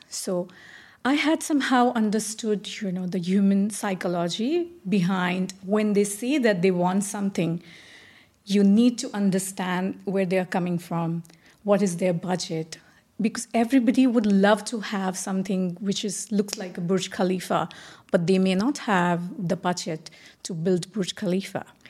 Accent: India; moved away as an adult; now in Dubai, United Arab Emirates; I'm originally from India, uh, having said that, staying out of India for now twenty years.

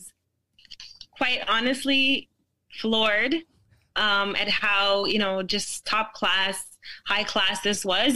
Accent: Toronto, Ontario, Canada; also born or lived in Jamaica / Brampton; I grew up in a city called, a place in Toronto called Rexdale.

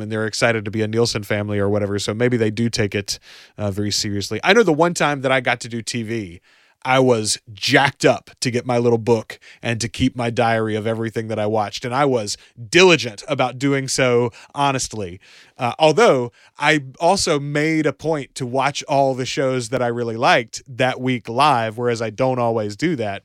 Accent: the South, Southern United States, United States; as a Southerner myself, as, as a good old country boy myself

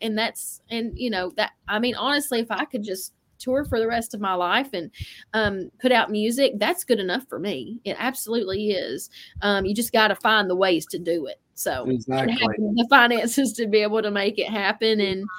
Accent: New York, United States; And someone said that accent. That's hilarious. Hey, I'm from New York. You know that.

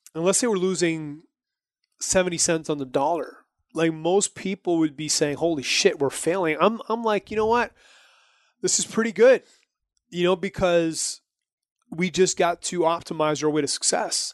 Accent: New Brunswick, Canada; I'm from New Brunswick, which is a province

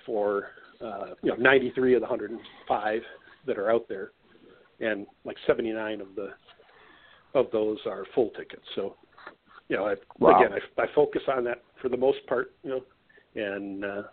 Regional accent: Wisconsin, United States; I grew up in Wisconsin

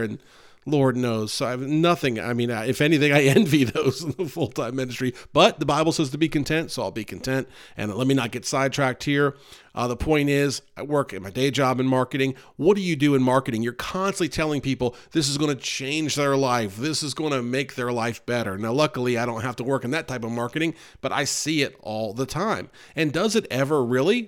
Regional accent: the North, United States; now in North Carolina, United States; I grew up in the North

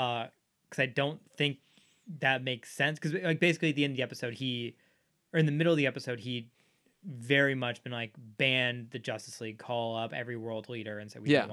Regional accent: Dallas, Texas, United States; I grew up in Dallas.

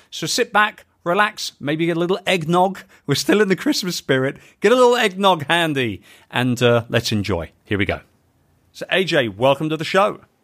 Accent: United Kingdom; We are British

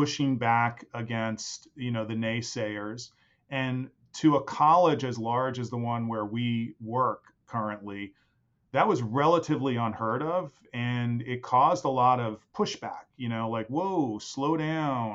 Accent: New York City, New York, United States; I am from New York City. That's where I was born and raised

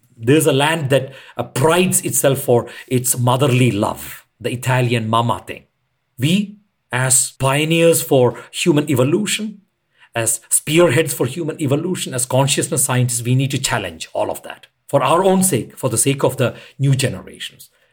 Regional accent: India; I'm an Indian

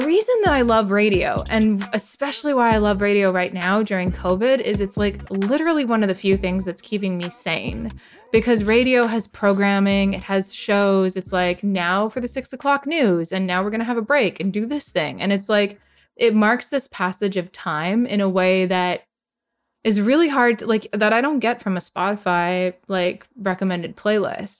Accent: Edmonton, Alberta, Canada; moved away; my hometown in Edmonton

